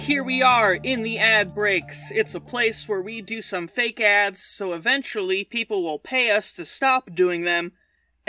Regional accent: United States; I'm an American

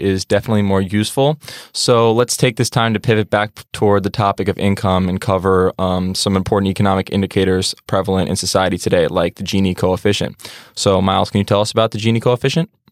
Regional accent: New York, United States; I'm from Pro of New York and live about ten minutes away from Stack

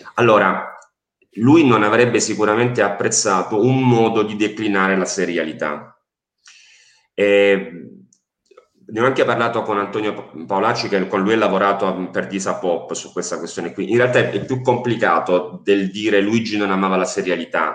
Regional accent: Apulia, Italy; io sono pugliese

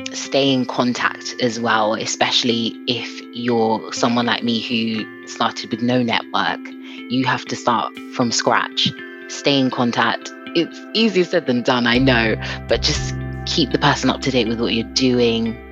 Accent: London, United Kingdom; I'm from Southeast London.

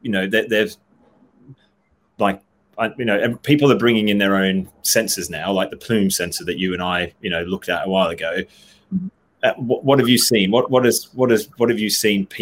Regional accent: Australia; now in England, United Kingdom; I'm an Aussie

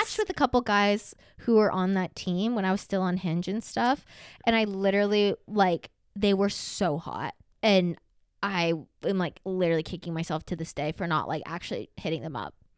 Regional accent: the South, United States; moved away; growing up in the South

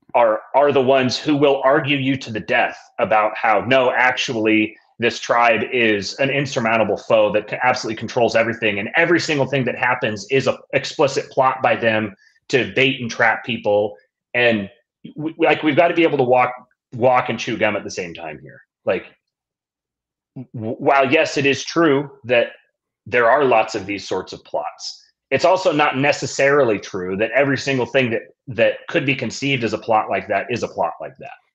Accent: Seattle, Washington, United States; growing up in Seattle

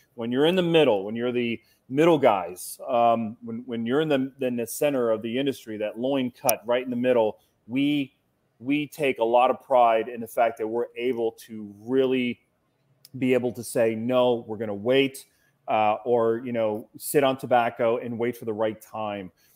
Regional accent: Cincinnati, Ohio, United States; I'm from Cincinnati, Ohio

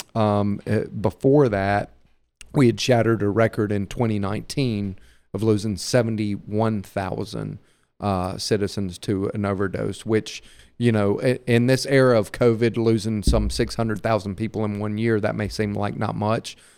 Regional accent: Hattiesburg, Mississippi, United States; I'm I'm a native Mississippian too. Uh, like her, I was born and raised in Hattiesburg

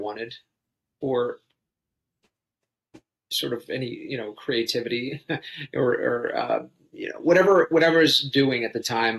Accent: Philadelphia, Pennsylvania, United States; In and around Philly area. I mean, for most of my life.

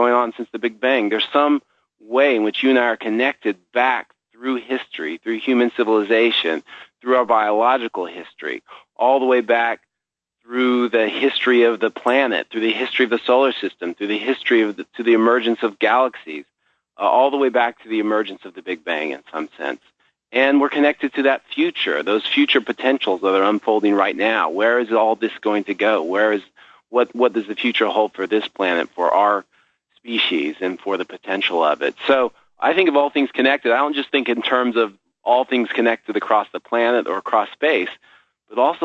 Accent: northern Oklahoma, United States; moved away; I grew up in Oklahoma, which where I grew up, it was a great place to grow up

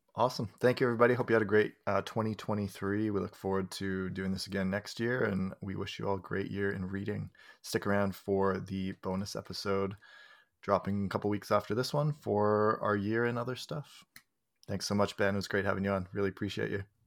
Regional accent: Canada; for me to get as a Canadian

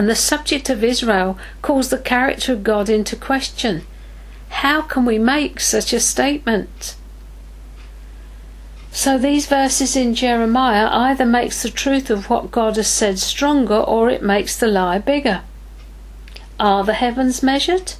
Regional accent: England, United Kingdom; as an English person

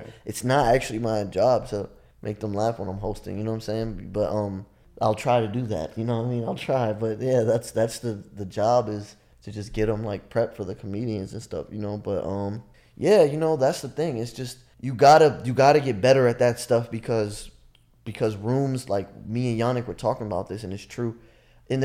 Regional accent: Nigeria; it was about when people find out I'm Nigerian, they're like, oh, I thought you were regular black.

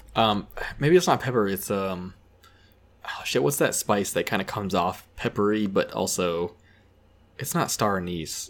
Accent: Keene, New Hampshire, United States; I grew up in Keene

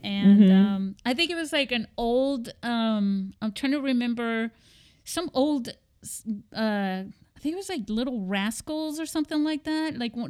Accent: Spain; Because, you know, when I was growing up in Spain...

